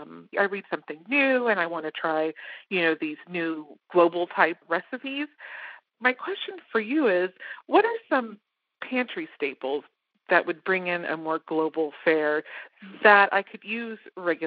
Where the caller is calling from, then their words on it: Houston, Texas, United States; Houston, Texas.